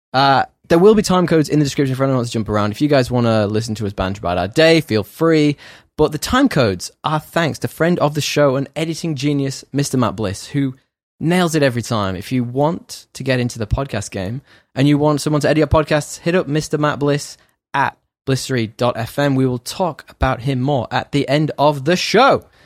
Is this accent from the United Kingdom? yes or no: yes; United Kingdom; now in Sydney, Australia